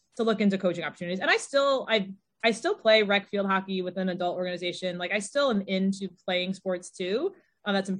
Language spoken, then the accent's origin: English; Connecticut, United States; I'm from Connecticut